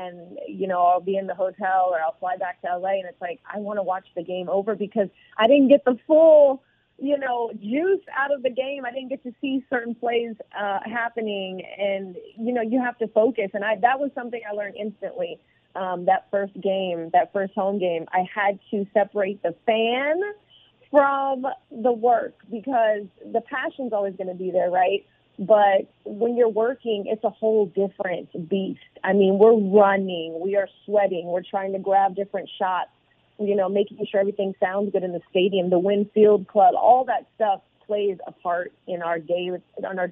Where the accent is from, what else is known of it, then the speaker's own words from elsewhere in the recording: the Bay Area, California, United States; from my hometown, for the Bay